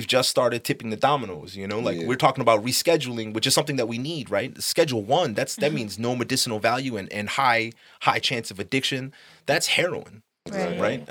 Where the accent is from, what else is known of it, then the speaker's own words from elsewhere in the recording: Chicago, Illinois, United States; also born or lived in Uptown, Chicago / Glenview, Illinois (Glenbrook South High School); I was born in Albany Park, you know, raised back and forth from uptown